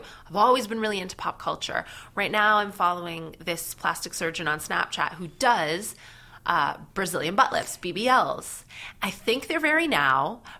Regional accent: Canada; now in United Kingdom; and I'm Canadian, but I wasn't really doing comedy there. I'm a British comic with this accent.

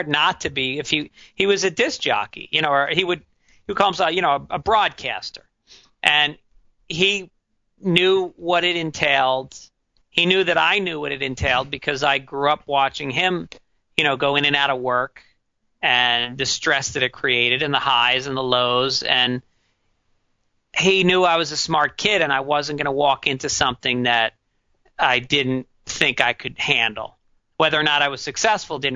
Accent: New York, United States; I grew up in New York

